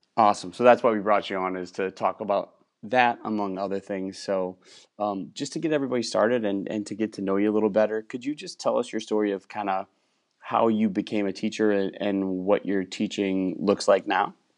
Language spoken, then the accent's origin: English; Wisconsin, United States; moved away as an adult; also born or lived in Minnesota; now in Texas, United States; I grew up in Wisconsin